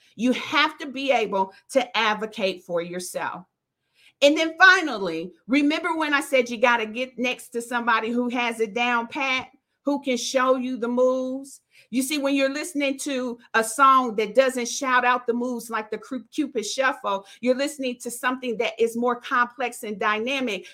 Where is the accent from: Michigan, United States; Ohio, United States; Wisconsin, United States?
Ohio, United States; Dayton; I'm from Dayton, Ohio. We come from an area where they have, I think, line dances to every song that you can think